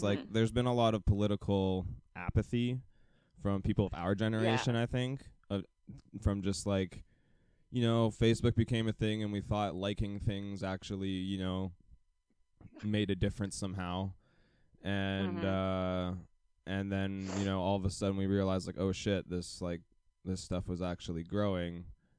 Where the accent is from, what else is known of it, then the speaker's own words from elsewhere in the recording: United States; I mean, I'm American as well, but, like, there's still only so much I can do without actually, like, moving myself.